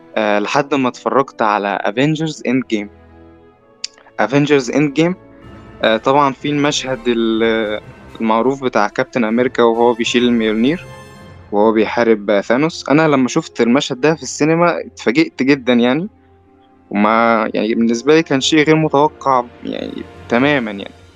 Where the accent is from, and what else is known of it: Egypt